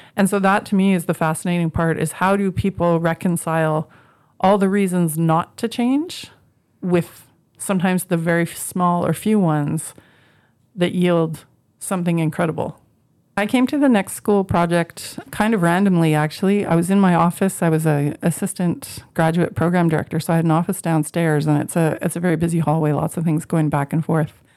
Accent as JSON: {"language": "English", "town": "Moose Jaw", "region": "Saskatchewan", "country": "Canada", "tie": "born or raised there", "also_born_or_lived": "Regina", "moved": "as an adult", "said": "I grew up in the prairies, I grew up in Moose Jaw. I spent my whole basically from 3 to 18"}